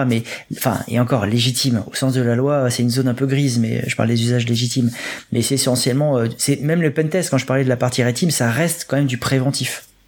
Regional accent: France; nous sommes français

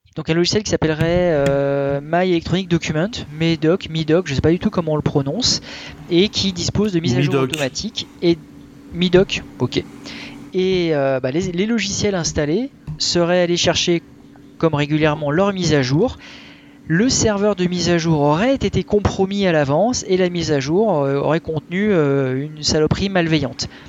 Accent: France; chez nous en France

